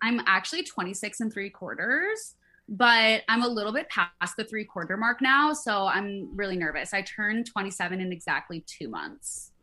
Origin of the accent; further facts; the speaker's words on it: Midwest, United States; I grew up in the Midwest